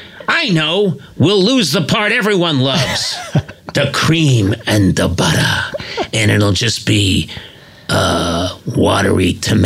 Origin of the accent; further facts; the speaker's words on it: Boston, Massachusetts, United States; I'm from Boston